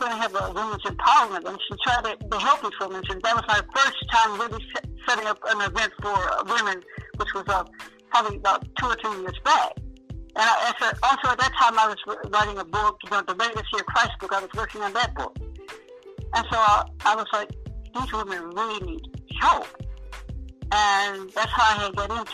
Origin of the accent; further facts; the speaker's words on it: Michigan, United States; I'm from Michigan